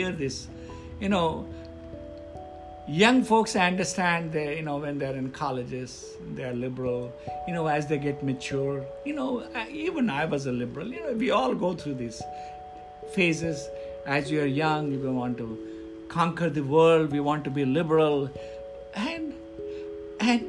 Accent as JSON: {"language": "English", "country": "India", "moved": "yes", "lives_now": "United States", "said": "I come from India"}